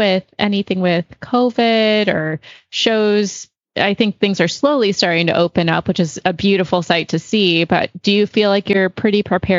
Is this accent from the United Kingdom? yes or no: yes; England, United Kingdom; and I'll be honest, because I'm an English girl too, but I started Western Pleasure.